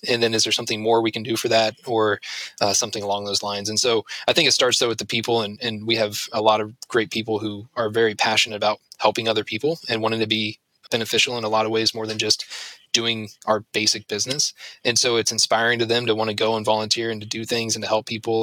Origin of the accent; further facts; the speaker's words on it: Ashland, Ohio, United States; I grew up in Ashland, went to school in Ashland and everything else.